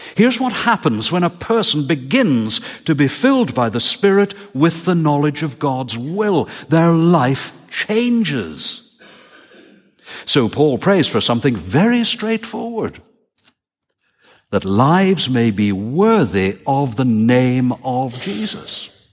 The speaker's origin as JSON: {"language": "English", "region": "Northern Ireland", "country": "United Kingdom", "tie": "born or raised there", "moved": "yes", "said": "ask me about growing up in Northern Ireland"}